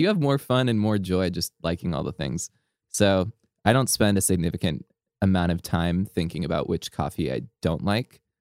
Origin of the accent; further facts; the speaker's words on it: Southern California, United States; growing up in SoCal